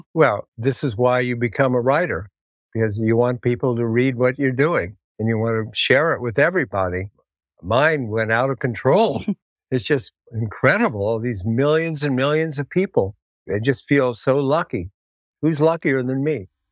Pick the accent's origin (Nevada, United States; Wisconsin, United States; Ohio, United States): Ohio, United States; Columbus; moved away; I'm from Columbus, Ohio.